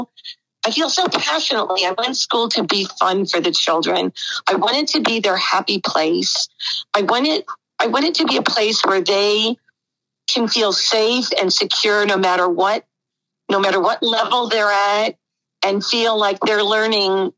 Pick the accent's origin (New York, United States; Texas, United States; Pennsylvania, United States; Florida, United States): Pennsylvania, United States; Whitehall; moved away; I grew up, it's about an hour from Philadelphia, the Allentown area, actually Whitehall